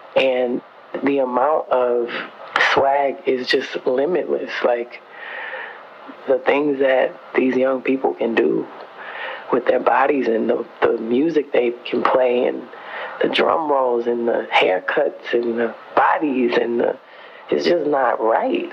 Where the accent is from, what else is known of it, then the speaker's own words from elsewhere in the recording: Houston, Texas, United States; I grew up in Houston, Texas